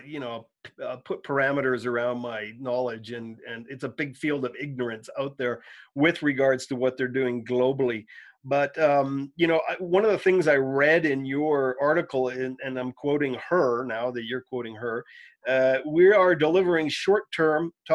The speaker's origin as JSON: {"language": "English", "country": "Canada", "said": "I'm a Canadian"}